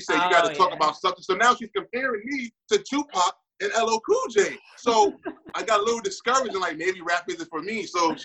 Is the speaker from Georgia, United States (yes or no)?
no; New York City, New York, United States; I grew up on Decatur, Howard and Saratoga.